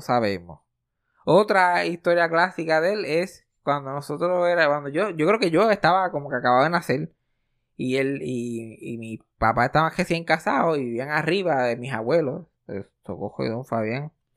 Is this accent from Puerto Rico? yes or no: yes; Puerto Rico